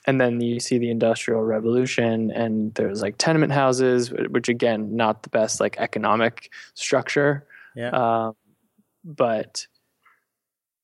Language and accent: English; Connecticut, United States; moved away; I grew up in Connecticut, which is sort of a suburban area near New York